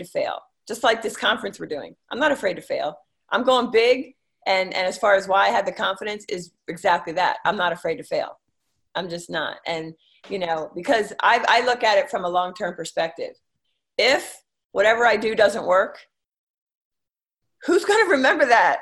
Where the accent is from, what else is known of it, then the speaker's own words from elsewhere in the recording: King of Prussia, Pennsylvania, United States; moved away as an adult; also born or lived in Northern Virginia; I was from Philadelphia area, a Philly suburb, King of Prussia